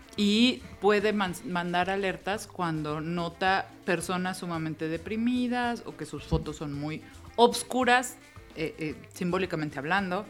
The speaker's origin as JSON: {"language": "Spanish", "region": "Mexico City", "country": "Mexico", "said": "nosotros que somos chilangos, capitalinos de feños"}